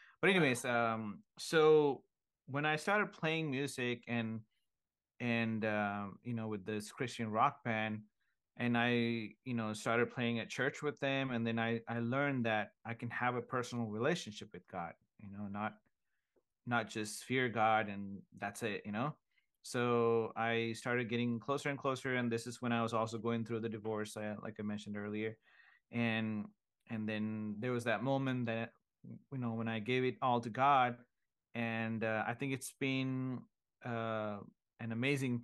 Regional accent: Sri Lanka; now in United States; I was born in Sri Lanka, a beautiful island in Asia, and grew up Catholic

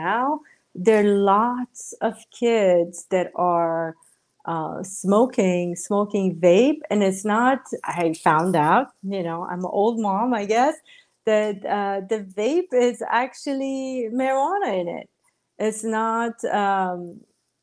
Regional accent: Iran; moved away; Growing up in Iran

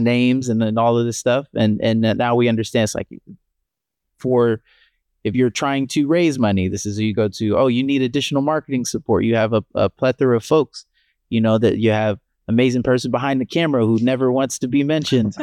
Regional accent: Columbia, Maryland, United States; also born or lived in Pittsburgh, Pennsylvania / Miami, Florida; now in Buffalo, United States; growing up in Columbia, Maryland, where we grew up, and being born in Pittsburgh

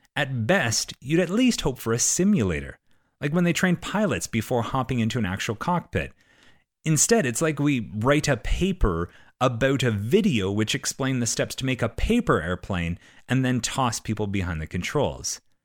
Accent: Canada; I'm Canadian.

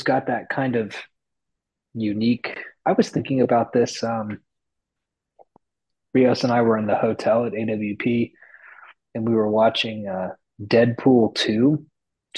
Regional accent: Oklahoma, United States; I grew up in Oklahoma.

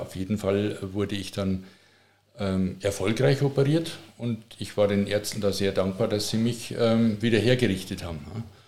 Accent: Passau, Bavaria, Germany; accent: Bavarian; moved away as an adult; also born or lived in Regensburg / Munich; now in Tutzing, Germany; ich bin in Passau aufgewachsen. Passau ist äh, Niederbayern

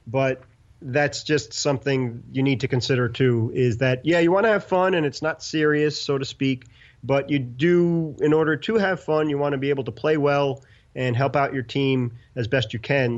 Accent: New York City, New York, United States; grew up in Brooklyn and have nothing to do with the South whatsoever

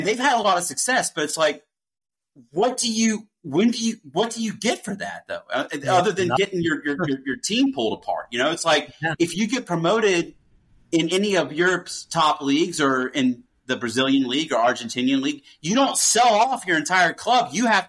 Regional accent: Charleston, South Carolina, United States; born or raised there

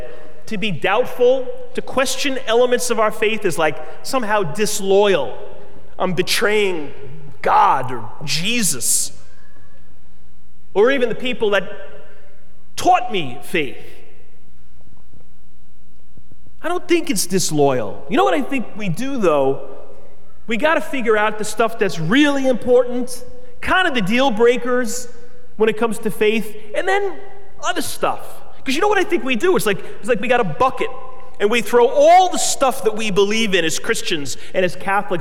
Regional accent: United States; I love being an American, and I'm grateful for it

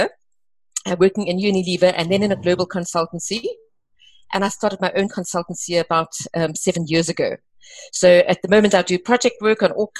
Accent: East London, Eastern Cape, South Africa; moved away as an adult; also born or lived in Namibia / Grahamstown / Durban; I grew up in the Eastern Cape after originally completing my first 2 years in Namibia, first 2 years of school. And so I'm a typical Eastern Cape small town, being East London girl

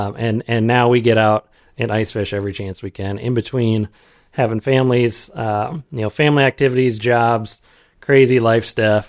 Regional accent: Iowa, United States; So I grew up over on the Mississippi, over in eastern Iowa.

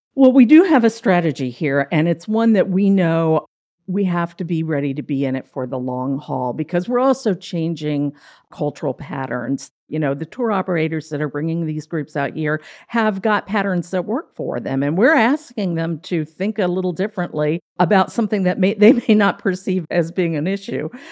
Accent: Frederick, Maryland, United States; moved away as an adult; also born or lived in Savannah, Georgia; I did grow up in Frederick

